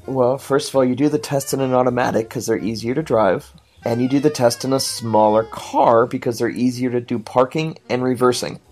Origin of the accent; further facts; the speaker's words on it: Washington, United States; I'm from Washington